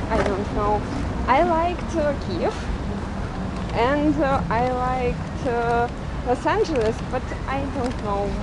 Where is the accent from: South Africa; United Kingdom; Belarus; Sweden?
Belarus; English is a second language; No, I'm from Belarus